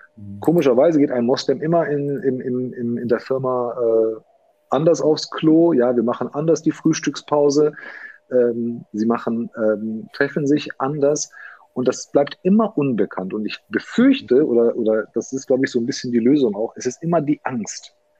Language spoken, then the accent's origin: German; Hagen, North Rhine-Westphalia, Germany; Ich bin hier geboren in Hagen.